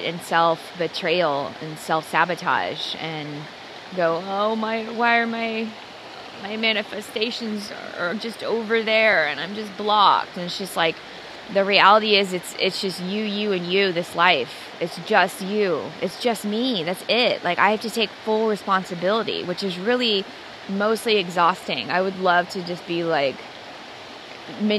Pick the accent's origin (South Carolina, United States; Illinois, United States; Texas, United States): Texas, United States; Dallas; I was born and raised in Dallas, Texas in Christianity